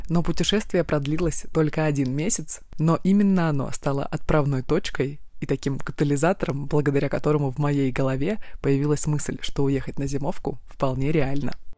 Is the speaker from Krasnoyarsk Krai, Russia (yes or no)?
yes; Krasnoyarsk, Krasnoyarsk Krai, Russia; Я из Красноярска, и каждую зиму я проводила там